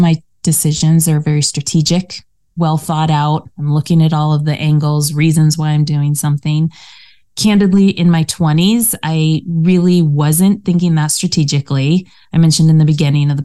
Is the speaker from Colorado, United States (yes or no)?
yes; Colorado, United States; moved away as an adult; also born or lived in Denver, Colorado; now in California, United States; We grew up in Colorado